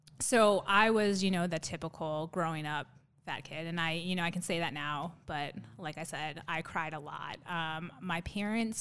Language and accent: English; Phoenix, Arizona, United States; also born or lived in Tucson, Arizona; I am actually one of the probably few Arizona natives. So I was born and raised here in Arizona, born in Tucson. Parents moved up to Phoenix, so that's kind of where I did school and, you know, grew up